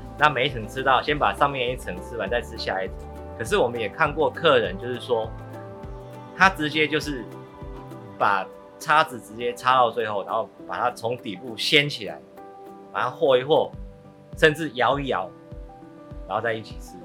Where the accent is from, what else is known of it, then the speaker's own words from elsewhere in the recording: Chiayi, Chiayi City, Taiwan; 我心目中的嘉义声音，其实我小时候在这边长大，其实因为嘉义的庙会多